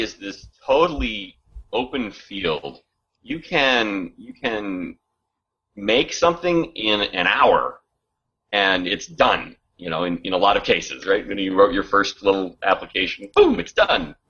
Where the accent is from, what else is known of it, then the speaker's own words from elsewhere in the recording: United States; we're both from the Washington area